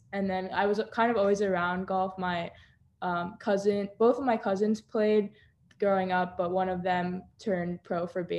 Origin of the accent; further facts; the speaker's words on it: Boca Raton, Florida, United States; also born or lived in Parkland, Florida; So I was born in Boca Raton, but I currently live in Parkland, Florida. So it's only like a 30-minute difference.